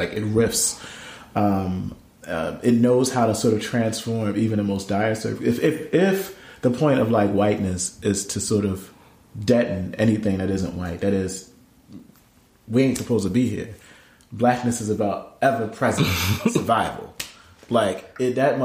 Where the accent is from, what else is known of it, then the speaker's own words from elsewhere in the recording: Camden, New Jersey, United States; my city, my hometown, the place where my family still lives